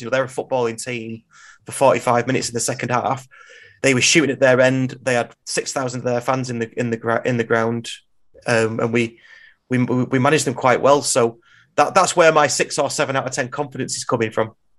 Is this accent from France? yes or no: no; England, United Kingdom; we're English